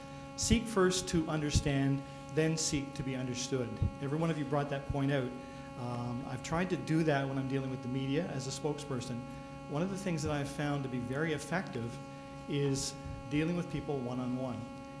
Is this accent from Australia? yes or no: no; Eastern Canada, Canada; I'm from Eastern Canada.